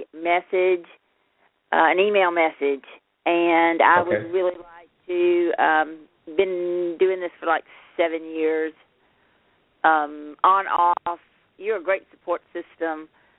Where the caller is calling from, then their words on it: Birmingham, Alabama, United States; I'm coming from Birmingham.